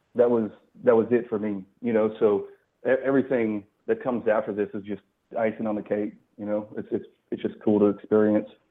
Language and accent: English; Colorado, United States; also born or lived in Texas; now in Tennessee, United States; I lived in Texas for a long time. I live in Tennessee now, but I'm actually originally from Colorado.